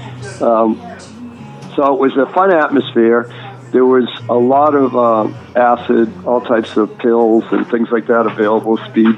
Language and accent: English; Northeast Massachusetts, United States; accent: Boston; moved away; also born or lived in Philadelphia; I grew up in Northeast Massachusetts